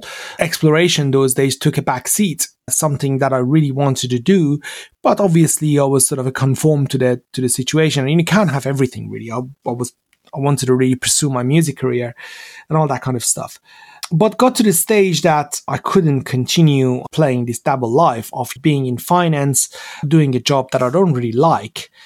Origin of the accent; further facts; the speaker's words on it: Iran; English is a second language; moved away as an adult; now in London, United Kingdom; growing up in Iran